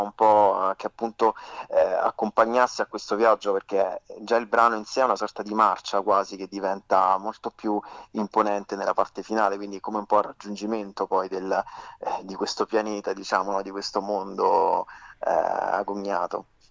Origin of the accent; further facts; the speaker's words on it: Frosinone, Lazio, Italy; moved away as an adult; now in Rome, Italy; Io sono nato a Frosinone all'età di di vent'anni mi sono trasferito a Roma